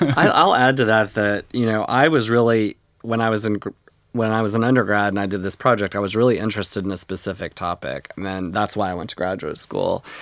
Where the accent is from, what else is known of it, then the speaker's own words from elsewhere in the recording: North Texas, United States; moved away; when I was growing up in North Texas on the plains